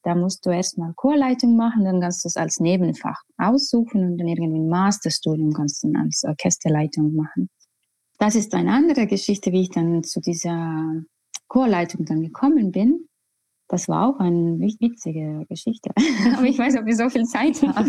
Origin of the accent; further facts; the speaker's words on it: Estonia; German is a second language; moved away as an adult; also born or lived in Tallinn / Vienna; now in Hamburg, Germany; ich komme aus Estland